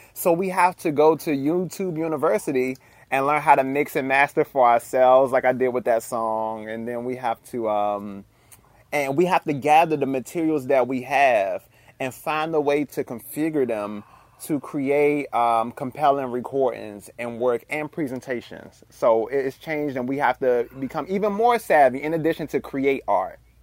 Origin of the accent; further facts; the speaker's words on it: Washington, District of Columbia, United States; Growing up in Washington, D C